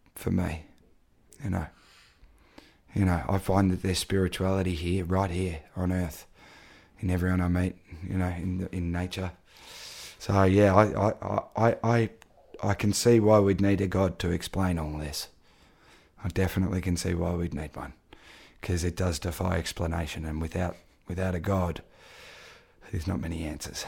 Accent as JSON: {"language": "English", "town": "Daylesford", "region": "Victoria", "country": "Australia", "tie": "born or raised there", "said": "my hometown in Dalesford"}